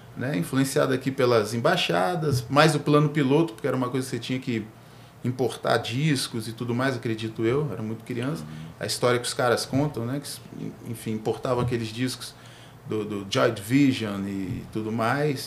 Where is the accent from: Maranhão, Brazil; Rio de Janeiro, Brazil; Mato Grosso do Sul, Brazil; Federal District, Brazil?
Federal District, Brazil; Brasília; eu nasci no Cruzeiro, nascido e criado